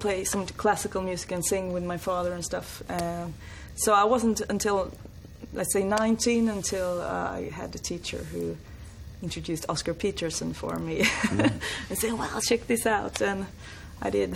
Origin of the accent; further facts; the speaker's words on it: northern Sweden, Sweden; I was brought up in a very, very small uh, village in the north of Sweden.